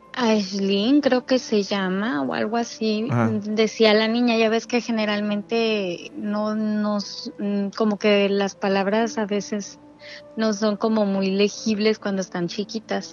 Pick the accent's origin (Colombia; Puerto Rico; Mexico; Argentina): Mexico; Mexicali, Baja California